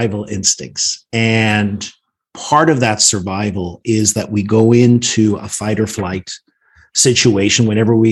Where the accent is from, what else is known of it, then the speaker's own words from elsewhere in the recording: Northern Ireland, United Kingdom; now in Washington, D.C., United States; I grew up in Northern Ireland, actually in a pub. My parents owned the pub. We grew up above it.